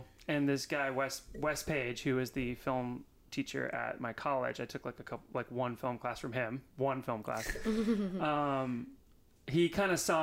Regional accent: California, United States; I grew up in California

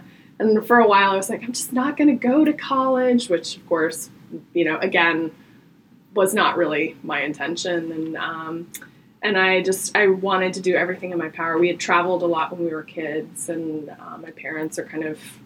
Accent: Marietta, Georgia, United States; I am born and raised in Marietta, Georgia

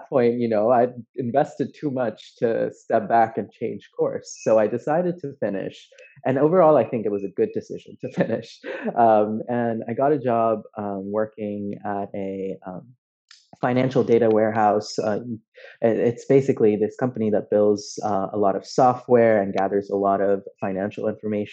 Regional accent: Delhi, India; moved away as an adult; now in United States; I grew up in Delhi. I was born in Delhi.

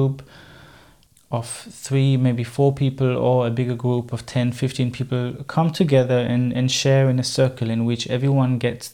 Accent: Germany; first language German; English is a second language; moved away as an adult; I'm obviously not a native English speaker. German is my mother tongue.

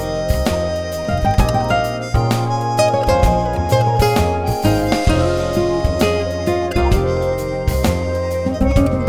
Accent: United States; also born or lived in East Coast of the United States; growing up outside of New York for a while

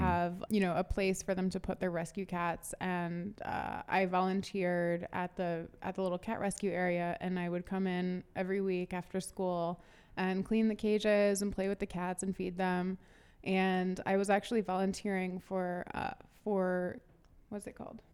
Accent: St. Louis, Missouri, United States; also born or lived in Atlanta, Georgia / New York; we moved to Saint Louis, um, right before I started fifth grade. And I lived in Saint Louis through high school

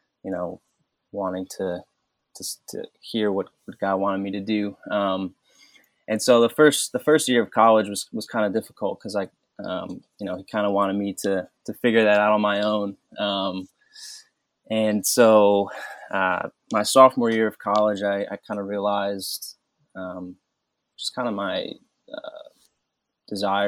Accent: Cleveland, Ohio, United States; also born or lived in Olmsted Falls; I grew up around the Cleveland area, went to high school in Olmsted Falls.

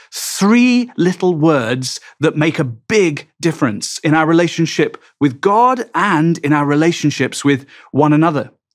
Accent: England, United Kingdom; I'm English

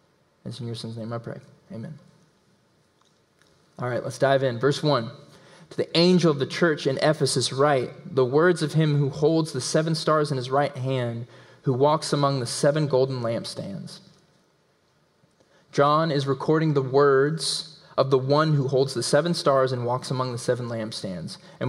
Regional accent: the South, United States; accent: southern; and this is in my southern accent, is the Greek word angelos.

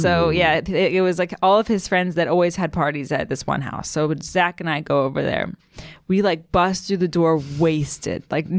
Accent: Maryland, United States; I'm from Maryland.

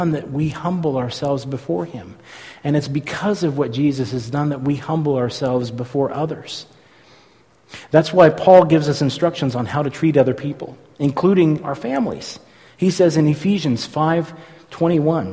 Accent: San Francisco Bay Area, California, United States; When I was a kid, I grew up in the San Francisco Bay Area

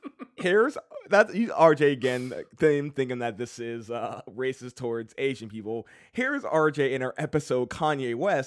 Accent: Canada; born there; I was born in Canada, I'm not Canadian, don't put that evil on me.

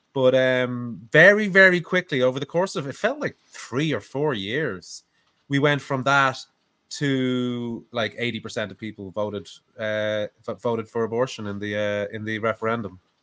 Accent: Ireland; being an Irish streamer, with that Irish ethnic identity

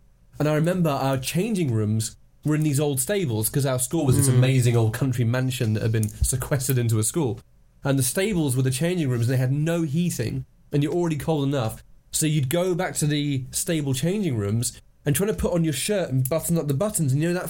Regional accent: Hong Kong; And I grew up in Hong Kong, where they had the Hong Kong Rugby Sevens

